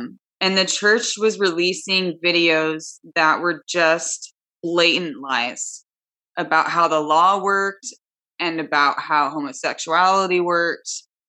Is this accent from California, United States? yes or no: yes; California, United States; I grew up in California, too, so I didn't quite have the Utah culture mixed with that.